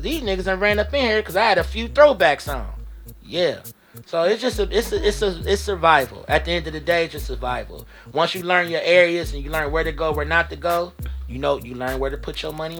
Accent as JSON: {"language": "English", "town": "Shaker Heights", "region": "Ohio", "country": "United States", "said": "Yeah, I'm from Shaker."}